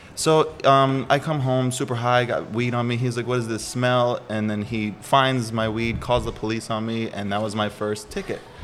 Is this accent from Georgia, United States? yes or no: no; Milwaukee, Wisconsin, United States; moved away as an adult; now in San Diego, United States; Milwaukee, Wisconsin. I was born there, Midwest, so freezing